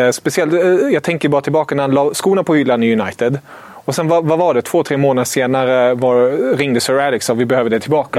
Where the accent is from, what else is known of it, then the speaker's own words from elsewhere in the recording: Germany; moved away; som tysk